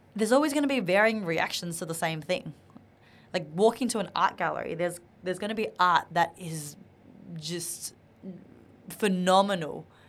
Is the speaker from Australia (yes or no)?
yes; Australia; English is a second language; I was a, an Asian Australian growing up in Australia. I didn't know how to speak English properly